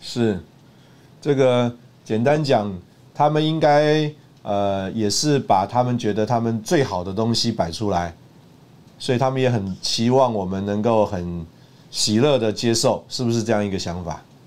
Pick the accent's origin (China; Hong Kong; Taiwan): Taiwan; also born or lived in Russia; 那大概我是一个台湾人吧